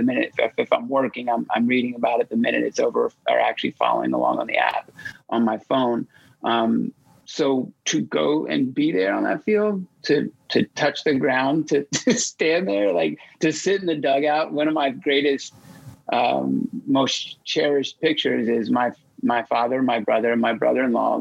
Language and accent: English; Atlanta, Georgia, United States; moved away as an adult; also born or lived in Philadelphia; now in New York, United States; in my hometown, to the place I still call home, you know, I mean, I've lived in New York for 20 plus years and I still call Atlanta